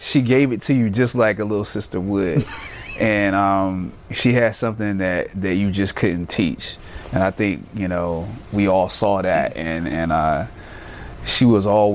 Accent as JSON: {"language": "English", "country": "United States", "said": "an African American, I don't have a direct connection to the continent."}